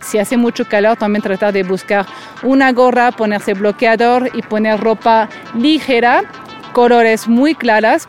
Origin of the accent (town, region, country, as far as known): France; moved away as an adult; now in Mexico City, Mexico